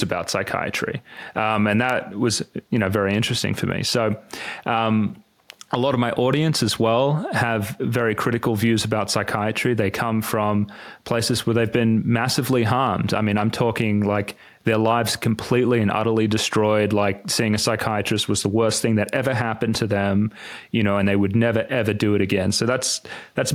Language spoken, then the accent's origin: English; Sydney, New South Wales, Australia; moved away; I grew up in Sydney